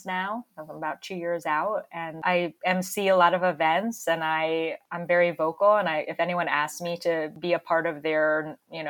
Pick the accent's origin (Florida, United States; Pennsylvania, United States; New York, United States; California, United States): Florida, United States; moved away; my hometown in Florida